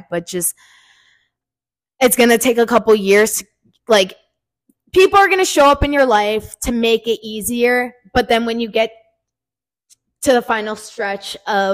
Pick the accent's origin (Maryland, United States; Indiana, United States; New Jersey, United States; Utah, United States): New Jersey, United States; I'm from New Jersey, but I go to JMU